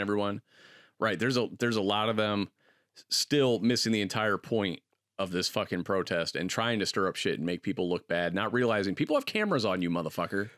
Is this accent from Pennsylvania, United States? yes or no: no; Akron, Ohio, United States; growing up in Akron